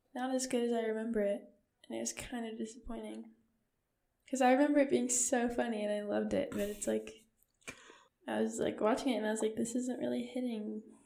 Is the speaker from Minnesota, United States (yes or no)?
no; Seattle, Washington, United States; I'm from Seattle. Like I'm from Washington